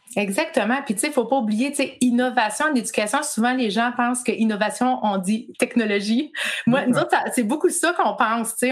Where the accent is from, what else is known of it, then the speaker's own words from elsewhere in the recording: Quebec, Canada; moved away as an adult; also born or lived in Laurentides; now in Ontario, Canada; j'habite au Canada, euh, dans la province de l'Ontario, mais je suis québécoise. Euh, je suis née québécoise.